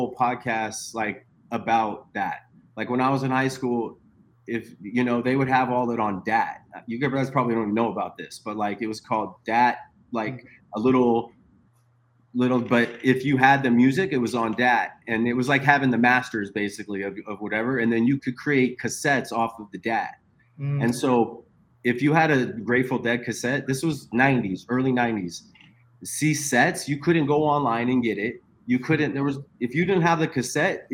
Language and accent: English; Sacramento, California, United States; also born or lived in San Francisco Bay Area; I grew up in Sacramento